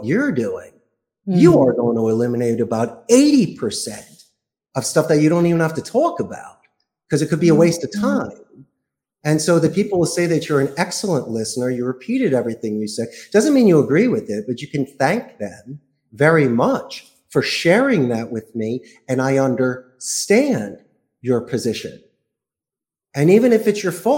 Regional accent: Philadelphia, Pennsylvania, United States; moved away as an adult; also born or lived in Spain; now in Costa Rica; I'm from Philadelphia.

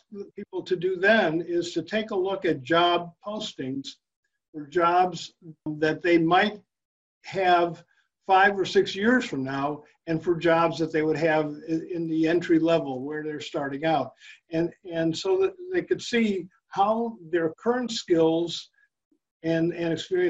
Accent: Chicago, Illinois, United States; I grew up in Chicago

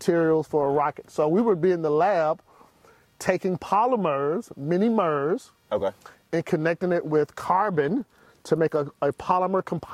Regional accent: Decatur, Georgia, United States; I'm from Decatur. I was in the marching band. I wanted to go from Southwest DeKalb and march in Florida A&M.

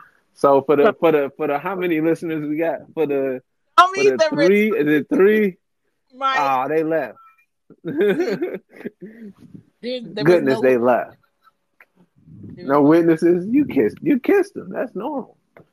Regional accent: Detroit, Michigan, United States; I was raised in Detroit hospitality.

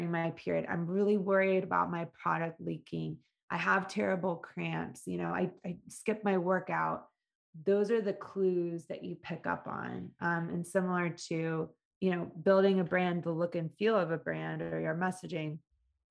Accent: Atlanta, Georgia, United States; I grew up in Atlanta

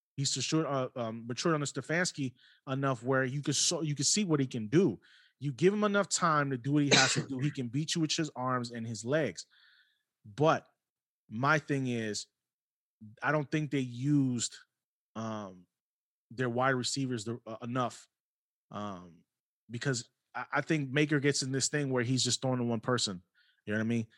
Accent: New York, United States; moved away; also born or lived in Cleveland, Ohio; I'm from New York originally, uh, moved to Cleveland. I was in Cleveland for over twenty years

